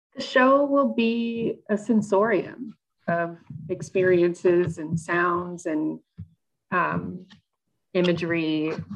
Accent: Georgia, United States; I'm from the South. I grew up in Georgia

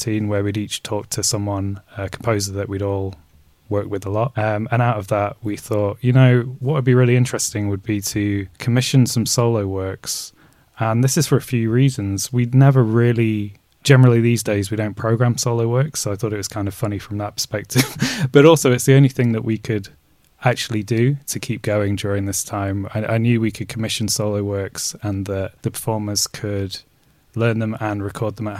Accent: Derby, East Midlands, United Kingdom; also born or lived in Nottingham; now in London, United Kingdom; I grew up in Derby, born in Nottingham. I'm British Jordanian, but neither, and I now live in London.

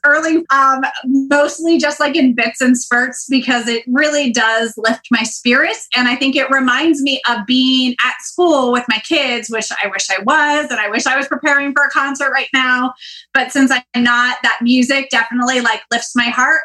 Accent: Northern California, United States; growing up in Northern California

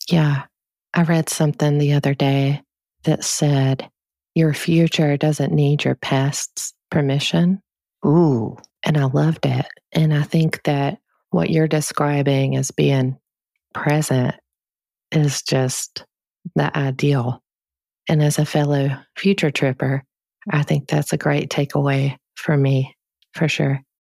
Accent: United States; we're taught as Americans

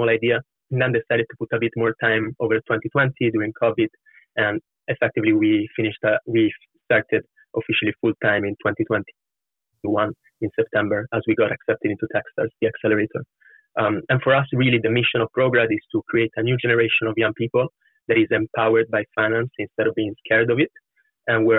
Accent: Florence, Tuscany, Italy; moved away as an adult; also born or lived in London; now in United Kingdom; I was born and raised in Florence.

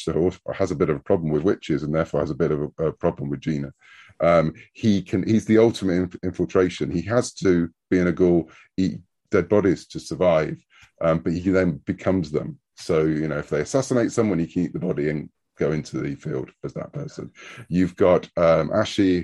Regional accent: United Kingdom; when I was growing up in the UK.

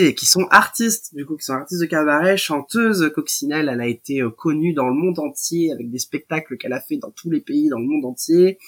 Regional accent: Royan, Nouvelle-Aquitaine, France; mon lycée de, de, Royan. Hein, je suis originaire de Royan.

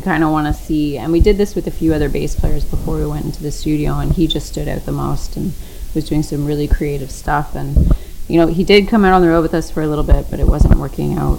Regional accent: London, Ontario, Canada; born and raised in London

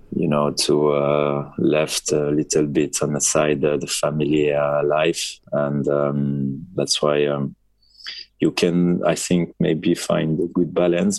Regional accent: France; moved away as an adult; I'm proud to be uh, to be French

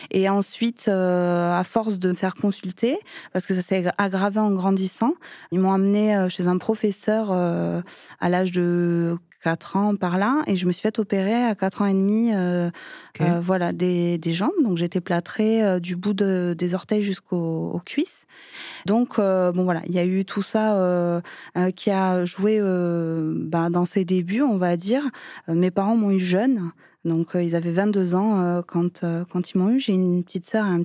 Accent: Perpignan, Occitania, France; now in Val-d'Oise, France; je suis originaire de Perpignan.

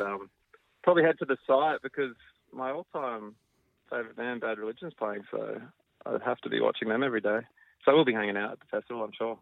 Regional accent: Australia; we're Australian

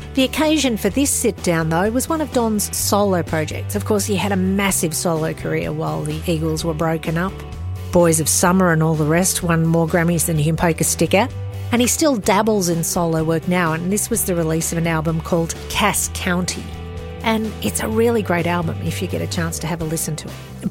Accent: Australia; in my hometown

